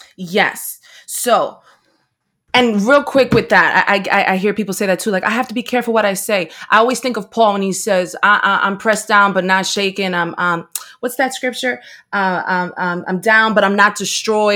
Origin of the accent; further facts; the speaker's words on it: Paterson, New Jersey, United States; I was raised in Patterson, New Jersey